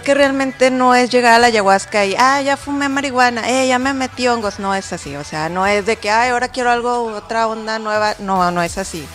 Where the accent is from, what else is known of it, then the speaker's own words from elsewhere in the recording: Guadalajara, Jalisco, Mexico; soy de Guadalajara, me tocaban las clínicas en Guadalajara